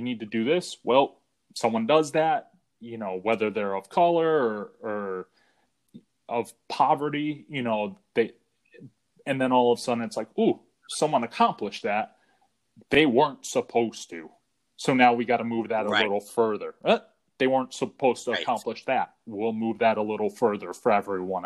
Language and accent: English; Northeast, United States; also born or lived in Boston; growing up in the Northeast